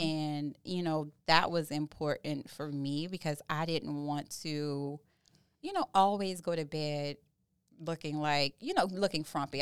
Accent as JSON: {"language": "English", "town": "New Orleans", "region": "Louisiana", "country": "United States", "said": "I'm from Southeast Louisiana by n, way of New Orleans"}